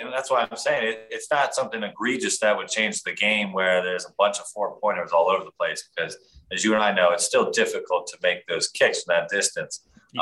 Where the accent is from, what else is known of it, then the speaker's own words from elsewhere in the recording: Philadelphia, Pennsylvania, United States; moved away as an adult; now in Denver, United States; I was a big David Akers fan growing up in Philadelphia